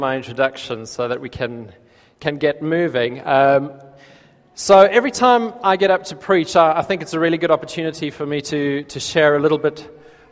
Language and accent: English; South Africa; accent: South African; moved away as an adult; now in United Kingdom; when I lived in South Africa, I didn't notice my own accent